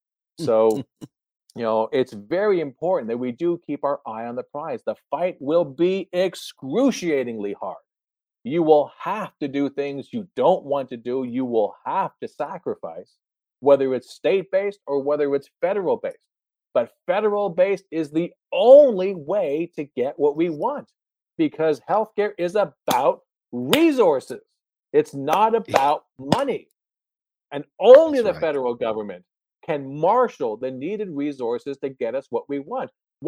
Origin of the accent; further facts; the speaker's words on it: New Jersey, United States; I come from New Jersey. Are you kidding? One of the most corrupt governments in the world.